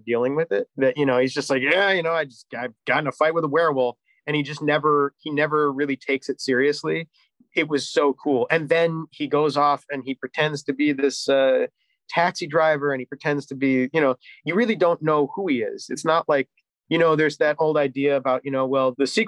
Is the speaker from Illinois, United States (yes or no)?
yes; Chicago, Illinois, United States; I'm from Chicago